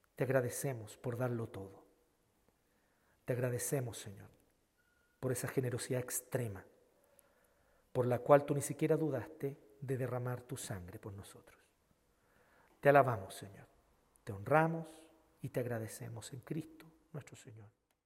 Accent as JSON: {"language": "Spanish", "country": "Chile", "said": "nosotros los chilenos"}